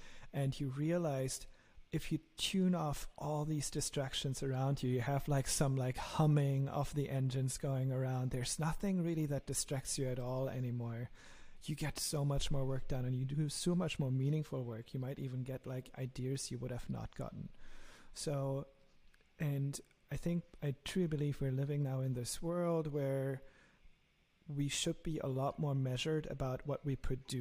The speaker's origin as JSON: {"language": "English", "country": "Germany", "accent": "German", "said": "my lovely German accent"}